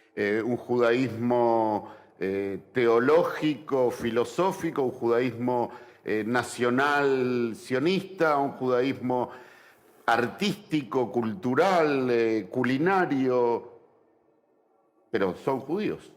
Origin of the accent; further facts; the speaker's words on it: Argentina; nosotros como argentinos